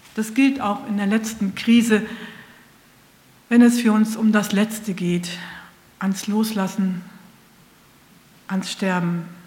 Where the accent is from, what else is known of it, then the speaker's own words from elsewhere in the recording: Northern Germany, Germany; ich sage als Norddeutsche oder Mitteldeutsche Brötchen